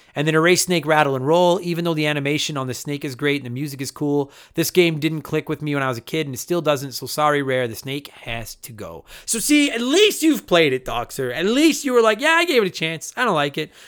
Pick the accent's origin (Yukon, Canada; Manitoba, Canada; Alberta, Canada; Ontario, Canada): Alberta, Canada; accent: Alberta; that's my Alberta accent